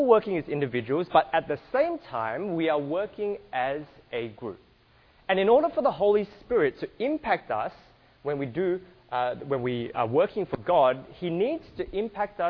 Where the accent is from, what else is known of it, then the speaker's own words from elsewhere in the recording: Australia; I apologize in advance if you can't understand my accent. I'm from Australia